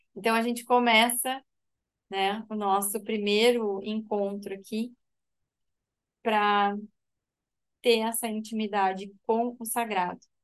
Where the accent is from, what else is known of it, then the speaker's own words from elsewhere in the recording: Rio Grande do Sul, Brazil; now in Santa Catarina, Brazil; É, eu sou gaúcha, mas atualmente moro em Santa Catarina.